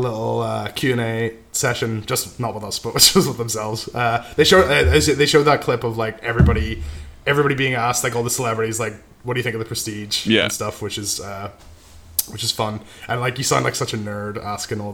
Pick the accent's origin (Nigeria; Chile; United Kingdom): United Kingdom; Northern Ireland; I'm from Northern Ireland too